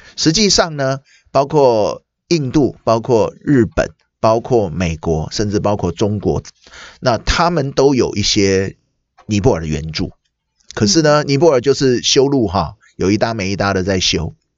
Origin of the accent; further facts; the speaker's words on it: Taiwan; 我们台湾人